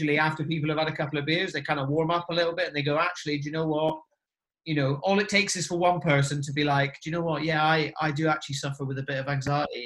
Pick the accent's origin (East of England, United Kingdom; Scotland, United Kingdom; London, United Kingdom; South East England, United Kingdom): Scotland, United Kingdom; Inverness; where I grew up as well, like Inverness